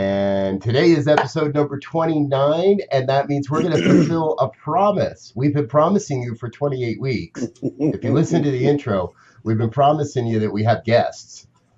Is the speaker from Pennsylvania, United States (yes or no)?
no; New Jersey, United States; I don't tell people I'm from Jersey